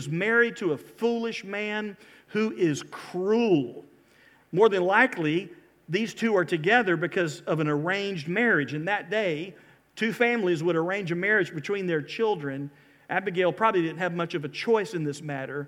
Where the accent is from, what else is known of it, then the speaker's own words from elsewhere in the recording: South Georgia, United States; Growing up in South Georgia, like I did, it was not uncommon for us to have to work in the summers cropping tobacco